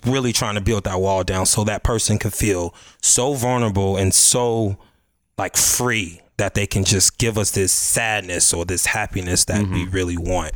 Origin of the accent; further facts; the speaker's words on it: Chicago, Illinois, United States; I'm from the Chicago, South Side of Chicago, Chatham